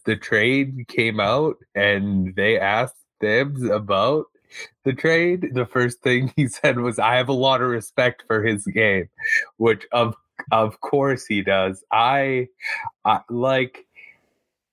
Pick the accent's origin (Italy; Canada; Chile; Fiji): Canada; as a Canadian